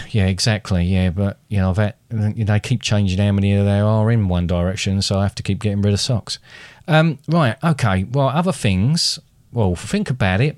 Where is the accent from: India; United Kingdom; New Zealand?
United Kingdom; quite a thing to be British